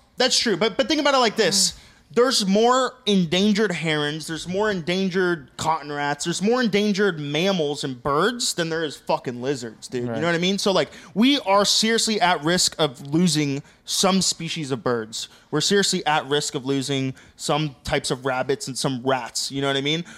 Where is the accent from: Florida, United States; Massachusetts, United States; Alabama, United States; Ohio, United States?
Florida, United States; Loxahatchee; we're all from Loxahatchee, bro. We grew up rough and tough